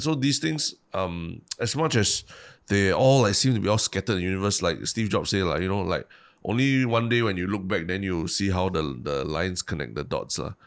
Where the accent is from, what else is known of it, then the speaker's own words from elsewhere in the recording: Singapore; a Singaporean